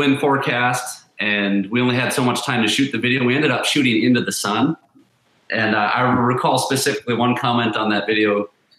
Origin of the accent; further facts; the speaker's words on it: Alexandria, Minnesota, United States; We're actually west central. So kind of that Alexandria